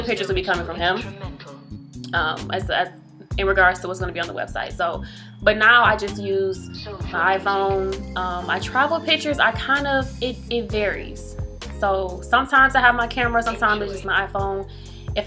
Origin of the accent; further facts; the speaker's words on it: Detroit, Michigan, United States; I'm from Detroit